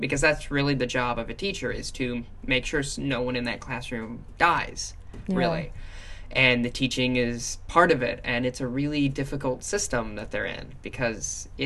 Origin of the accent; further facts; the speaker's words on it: South Dakota and Minnesota, Midwest, United States; I grew up in South Dakota and Minnesota.